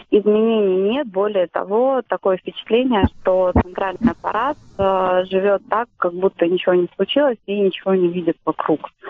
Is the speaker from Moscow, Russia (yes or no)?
yes; Moscow, Russia; А, я из Москвы.